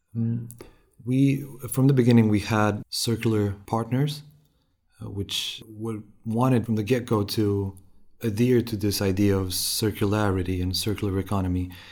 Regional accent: Romania; moved away as an adult; also born or lived in Sweden; now in Jönköping, Sweden; I come from Romania. I've moved to Sweden in 2014 to continue my studies

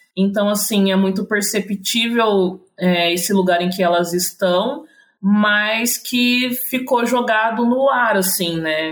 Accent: interior of São Paulo, Brazil; sou do interior de São Paulo

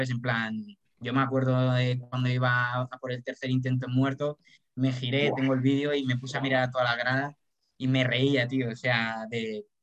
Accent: Colombia; Soy colombiano.

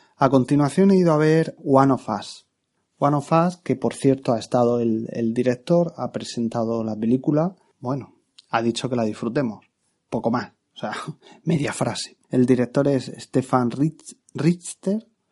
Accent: Region of Murcia, Spain; en mi tierra, Murcia

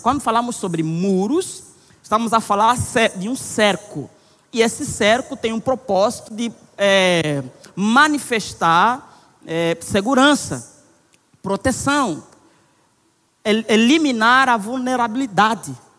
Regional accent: Angola; now in Brazil; Eu sou angolano, casado com Nayara

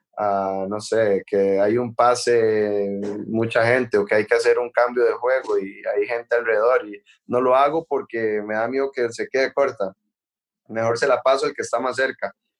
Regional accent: Costa Rica; moved away as an adult; now in Paris, France; para uno como costarricense

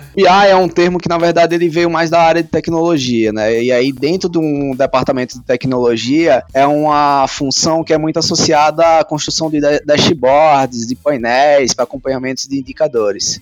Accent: Sergipe, Brazil; moved away as an adult; also born or lived in Aracaju; now in São Paulo, Brazil; eu sou sergipano, mas moro em São Paulo há seis anos aproximadamente

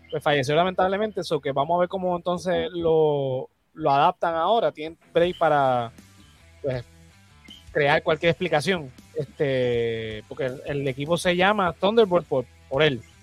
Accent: Puerto Rico; nosotros como puertorriqueños

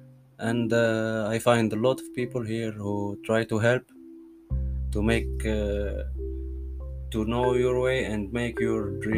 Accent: Tunisia; moved away as an adult; now in Alkmaar, Netherlands; I come from Tunisia. I am a blogger. I am 27 years old now. I have 1 month and a half in Alkmaar

